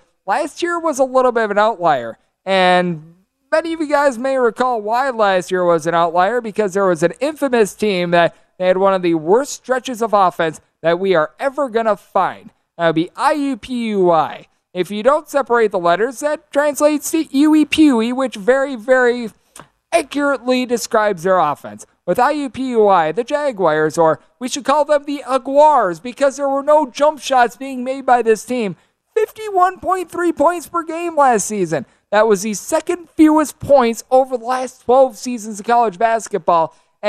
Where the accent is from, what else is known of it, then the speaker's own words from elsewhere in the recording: Wisconsin, United States; My home state of Wisconsin